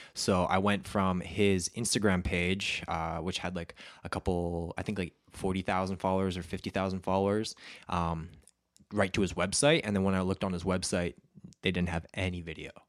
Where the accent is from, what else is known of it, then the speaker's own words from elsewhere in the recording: Alberta, Canada; I grew up in Alberta and, uh, it's a very conservative place.